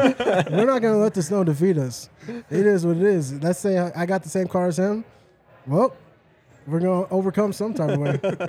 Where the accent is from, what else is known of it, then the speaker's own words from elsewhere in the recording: Dallas, Texas, United States; now in Colorado, United States; I'm from the South, so it never snows in Dallas.